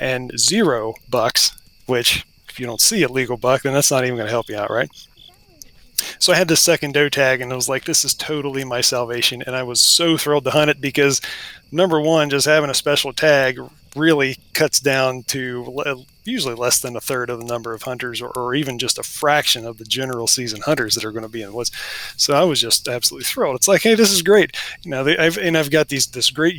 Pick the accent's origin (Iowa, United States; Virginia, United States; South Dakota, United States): Virginia, United States; Western; also born or lived in Southeast Washington; now in Washington, United States; I'm an Appalachian boy. While I might live out in the Pacific Northwest now, my roots are pretty deep in the deciduous forest and Western Virginia. And I grew up in a deer hunting family